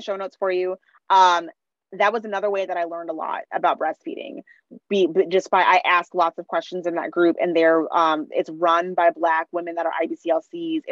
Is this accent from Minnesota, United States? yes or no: yes; Minnesota, United States; now in Washington, D.C. area, United States; I grew up in Minnesota. That was more white than where I am now, which is in the DC area